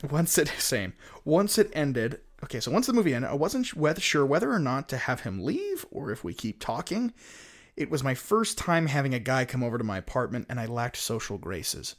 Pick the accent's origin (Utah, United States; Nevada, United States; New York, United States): Utah, United States; here in my hometown